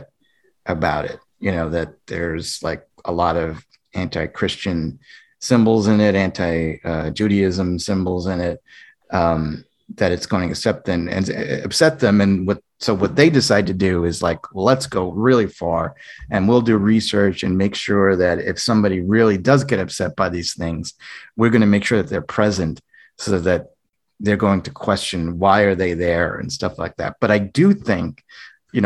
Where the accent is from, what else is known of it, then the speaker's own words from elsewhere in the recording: United States; being an American raised in North America